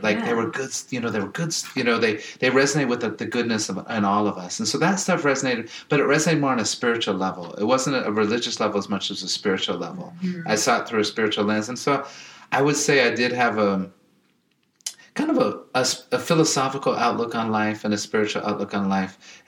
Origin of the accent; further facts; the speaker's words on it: Denver, Colorado, United States; grew up here in Denver, so I'm a Denver public school kid